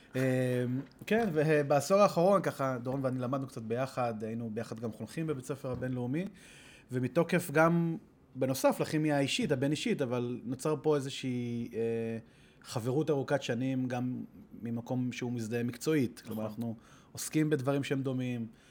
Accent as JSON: {"language": "Hebrew", "country": "Israel", "tie": "born or raised there", "said": "ישראלי, גדלתי פה, אמנם דובר אנגלית"}